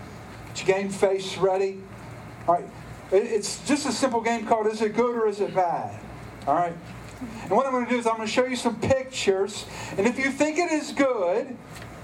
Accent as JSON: {"language": "English", "area": "Stanly County", "region": "North Carolina", "country": "United States", "said": "we're from Stanley County"}